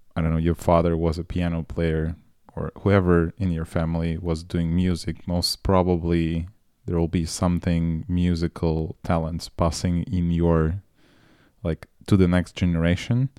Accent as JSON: {"language": "English", "country": "Moldova", "tie": "born or raised there", "also_born_or_lived": "Russia", "moved": "yes", "said": "I grew up in Moldova"}